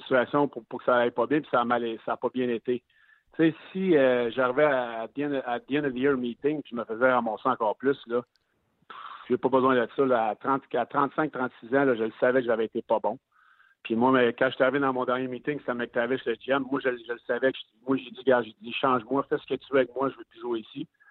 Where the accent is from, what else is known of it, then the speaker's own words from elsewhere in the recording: Quebec City, Quebec, Canada; je suis né à Québec.